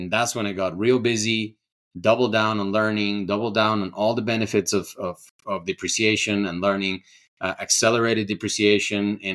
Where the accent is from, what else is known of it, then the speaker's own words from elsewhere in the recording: Ecuador; also born or lived in California; now in Colorado, United States; I'm from Ecuador